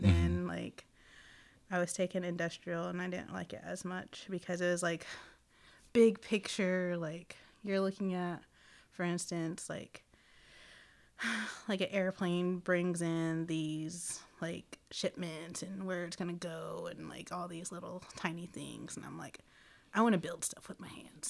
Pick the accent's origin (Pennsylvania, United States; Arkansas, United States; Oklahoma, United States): Oklahoma, United States; Seminole; also born or lived in Chickasaw Country; I was raised in Seminole, Oklahoma